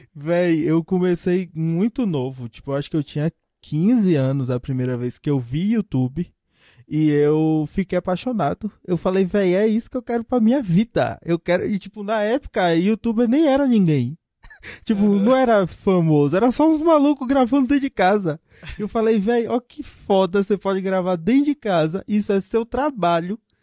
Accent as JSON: {"language": "Portuguese", "town": "Ipiaú", "region": "Bahia", "country": "Brazil", "said": "quebrada mais insana do Brasil, que é de Ipiaú, no interior da Bahia"}